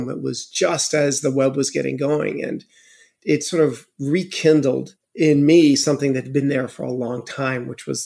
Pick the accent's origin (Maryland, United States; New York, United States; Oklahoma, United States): New York, United States; Buffalo; moved away as an adult; also born or lived in Cupertino, California / France; I was from Buffalo, New York